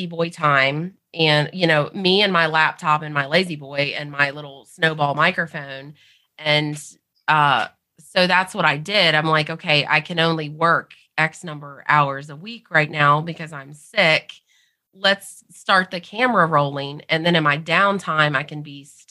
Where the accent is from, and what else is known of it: the South, Southern United States, United States; accent: Southern